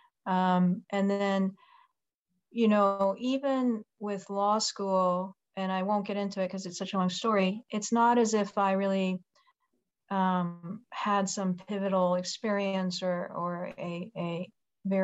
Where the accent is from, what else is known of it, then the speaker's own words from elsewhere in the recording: Japan; moved away as an adult; now in United States; I grew up in Japan. I was born and raised there, and I came here